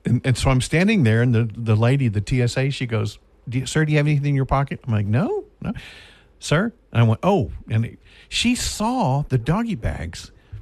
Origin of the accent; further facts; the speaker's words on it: Shreveport, Louisiana, United States; I love Shreveport. It's my hometown